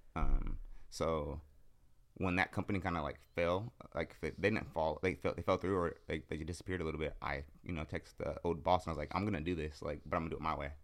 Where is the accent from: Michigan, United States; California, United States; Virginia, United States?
California, United States; San Jose; I'm from the East Side of San Jose.